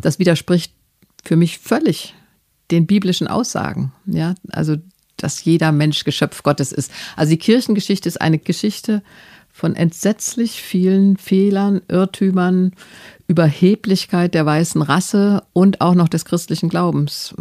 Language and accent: German; Germany; ich bin gerne Deutsche